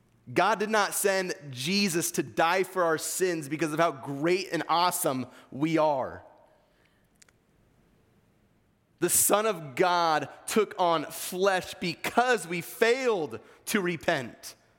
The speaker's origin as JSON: {"language": "English", "region": "East Coast", "country": "United States", "accent": "Eastern", "said": "It's quarter, not quada, all right? That's my Eastern accent for you guys."}